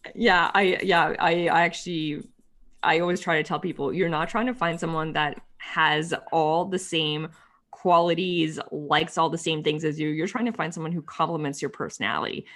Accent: Ottawa, Ontario, Canada; Ottawa, which is my hometown

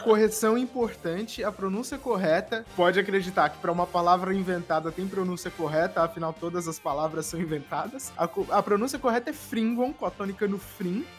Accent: Jacareí, São Paulo, Brazil; now in São Paulo, Brazil; E a gente morava no interior de São Paulo e ele abriu um estúdio de locução comercial em São José dos Campos, pertinho de onde eu nasci, que é Jacareí

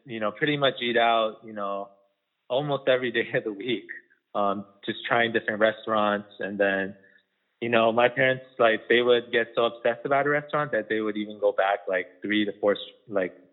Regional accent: Las Vegas, Nevada, United States; There wasn't a lot of good Korean food, you know, growing up in Las Vegas

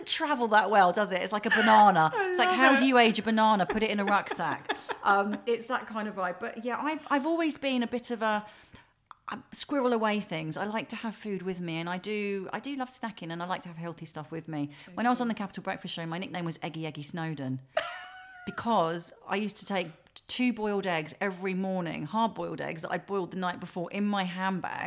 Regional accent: Welwyn Garden City, East of England, United Kingdom; also born or lived in Harlow / Camden, London; I was born in Harlow because my nan and granddad lived in Sawbridgeworth. And so we were living with them whilst I was in her tummy. And then straight after I was born, we were there for a couple of weeks or a month. And then we moved to Welwyn Garden City in Hertfordshire

